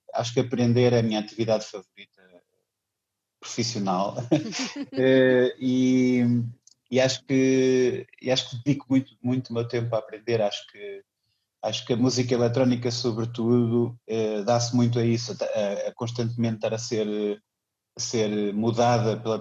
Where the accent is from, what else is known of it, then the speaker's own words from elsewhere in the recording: Viseu, Portugal; moved away as an adult; also born or lived in Aveiro / Munich; nasci, em Viseu e vivi lá até os meus 17 anos